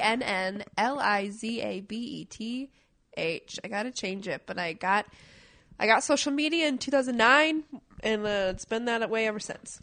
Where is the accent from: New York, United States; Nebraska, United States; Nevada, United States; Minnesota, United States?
Minnesota, United States; Minneapolis; now in Portland, United States; I grew up in Minneapolis